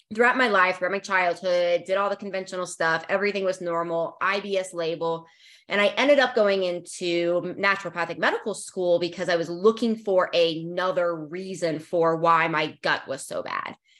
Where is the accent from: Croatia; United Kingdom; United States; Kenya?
United States; Northern Virginia; I grew up in the Northern Virginia area